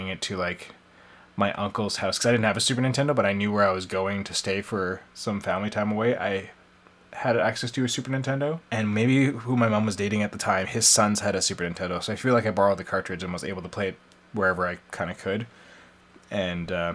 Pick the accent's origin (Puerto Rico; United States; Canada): Canada; our home and native land